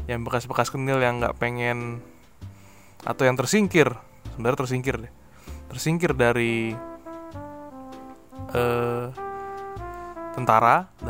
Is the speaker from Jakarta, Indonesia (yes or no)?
yes; Jakarta, Indonesia; kalau saya sebagai orang Jakarta gitu ya kayak dengar kasus pencurian atau ledakan tabung gas setiap hari